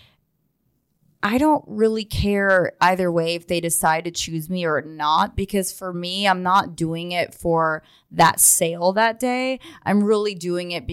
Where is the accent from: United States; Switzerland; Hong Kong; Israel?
Israel; I'm from Israel, and I'm Jewish